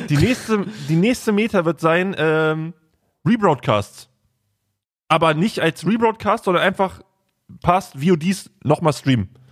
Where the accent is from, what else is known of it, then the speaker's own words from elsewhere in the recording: Braunschweig, Lower Saxony, Germany; bei uns in Braunschweig